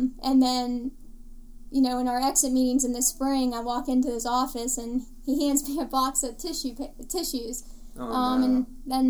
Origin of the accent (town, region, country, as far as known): 30 minutes from Pittsburgh, Pennsylvania, United States; born or raised there